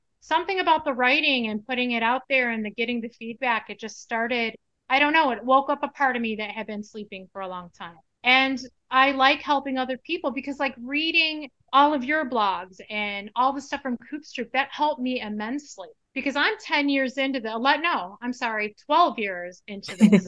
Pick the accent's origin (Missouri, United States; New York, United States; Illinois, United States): Illinois, United States; Chicago; moved away as an adult; now in Arizona, United States; We are originally from Chicago, but Mike and I have been here, well, for the full 30 years now.